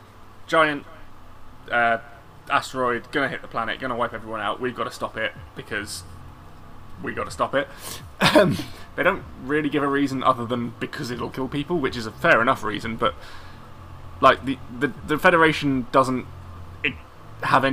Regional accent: United Kingdom; I'm British.

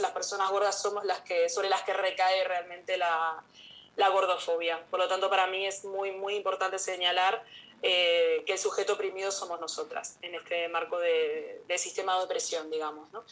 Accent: Canary Islands, Spain; las dos somos de acá, de Canarias

